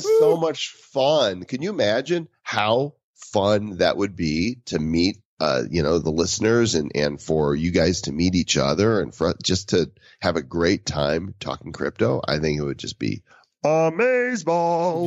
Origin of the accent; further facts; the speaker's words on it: Denver, Colorado, United States; my hometown in Denver, in the center of the United States